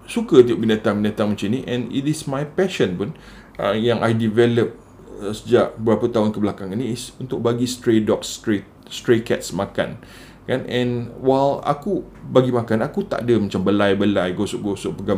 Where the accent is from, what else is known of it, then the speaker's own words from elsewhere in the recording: Singapore; sebab masa aku kecil-kecil dulu kita orang duduk kat Singapura kan Navy base kat Singapura and datuk aku dari Muar